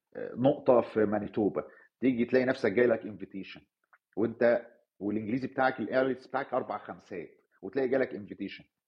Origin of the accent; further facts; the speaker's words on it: Cairo, Cairo Governorate, Egypt; moved away as an adult; now in Canada; كان في عنوان اتولدت فيه في مصر الجديده وعشت فيه فترة وبعدين نقلت منه